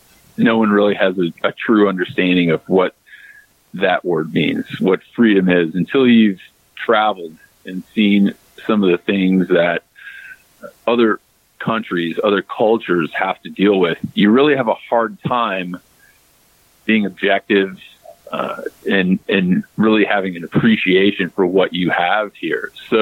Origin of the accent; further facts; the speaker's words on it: United States; And just like you, I am unapologetically American, John. I make no bones about that.